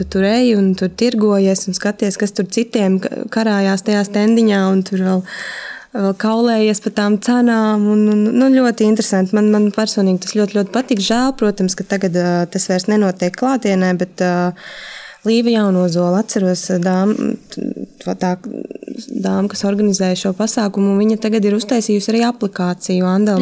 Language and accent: Latvian; Valmiera, Vidzeme, Latvia; now in Riga, Latvia; es pat neesmu no Rīgas, esmu no Valmieras, un nedēļas nogalēs es braucu uz Valmieru